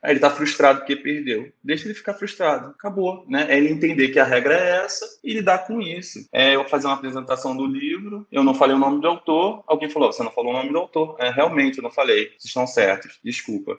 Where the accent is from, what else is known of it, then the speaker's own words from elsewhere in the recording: Rio de Janeiro, Brazil; eu também sou do Rio de Janeiro, nasci aqui